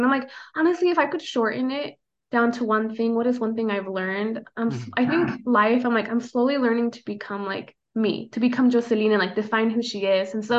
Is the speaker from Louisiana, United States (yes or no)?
no; Idaho, United States; first language Spanish; English is a second language; moved away as an adult; now in Omaha, United States; growing up in Idaho, there's a lot of outdoor stuff